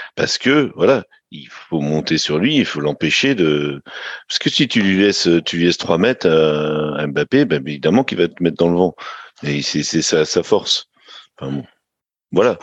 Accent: Brittany, France; je viens de Bretagne

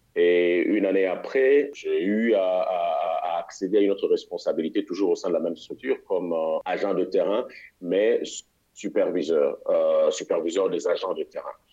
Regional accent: Kinshasa, DR Congo; moved away as an adult; also born or lived in Mali / Tanzania; je suis congolais de la République démocratique du Congo, c'est-à-dire Kinshasa

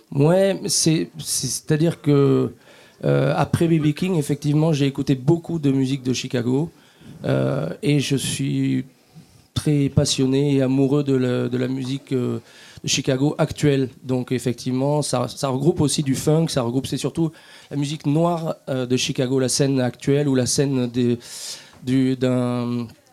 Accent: France; on est français

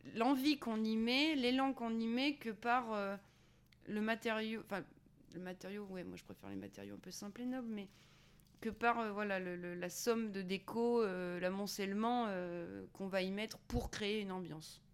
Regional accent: Auvergne-Rhône-Alpes, France; moved away; also born or lived in Paris; je viens d'Auvergne.

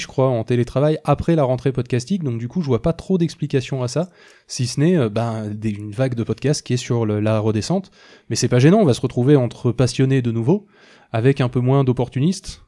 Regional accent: Toulouse, Occitania, France; on est toulousain

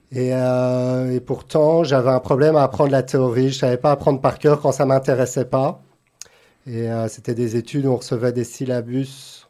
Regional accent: Brussels, Brussels-Capital Region, Belgium; moved away as an adult; also born or lived in Antwerp / Los Angeles; now in Monaco; Je suis né à Anvers, mais j'ai grandi à Bruxelles

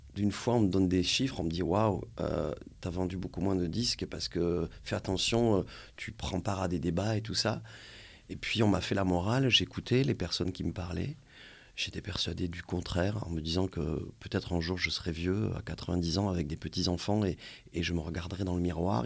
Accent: France; chez nous en France

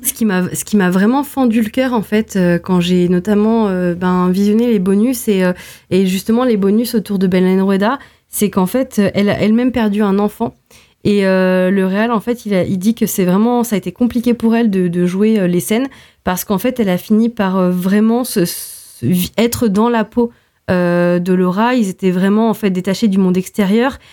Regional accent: Portugal; en tant que portugaise

